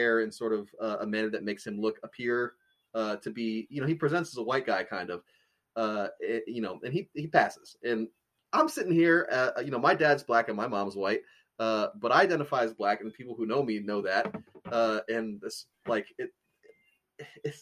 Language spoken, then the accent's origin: English; United States; an American with a black dad